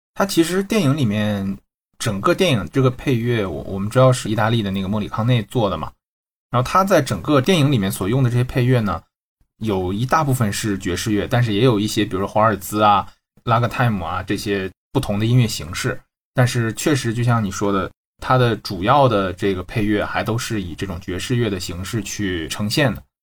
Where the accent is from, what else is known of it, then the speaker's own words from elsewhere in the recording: Shenyang, Liaoning, China; also born or lived in France; now in Shanghai, China; 沈阳老乡儿